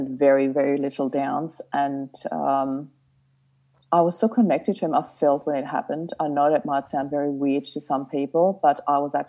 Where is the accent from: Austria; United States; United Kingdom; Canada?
Austria; moved away as an adult; now in Australia; I'm originally from Austria